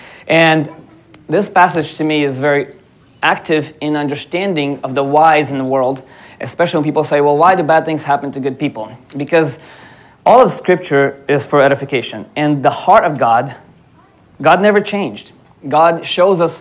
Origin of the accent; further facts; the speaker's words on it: Atlanta, Georgia, United States; moved away as an adult; also born or lived in Odesa, Ukraine / Florida, United States; now in Alaska, United States; I grew up in Atlanta 10 years. Then I moved to Florida